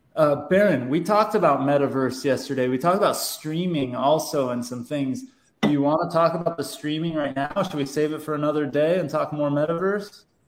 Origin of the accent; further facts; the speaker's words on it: Southern California, United States; growing up in Southern California